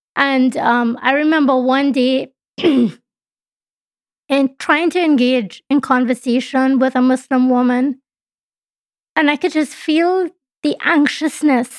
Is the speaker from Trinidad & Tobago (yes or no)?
yes; Trinidad & Tobago; now in Canada; my home country is Trinidad and Tobago